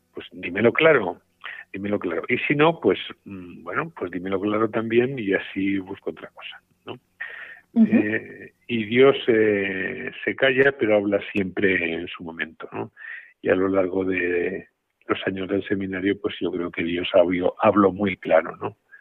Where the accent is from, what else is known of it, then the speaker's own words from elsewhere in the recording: Sesa, Aragon, Spain; moved away as an adult; also born or lived in Huesca / Rome; now in Teruel, Spain; yo estoy muy, muy agradecido a mi tierra, a mi diócesis, a mi pueblo, a CESA, porque, bueno, pues yo creo que allí recibí lo más importante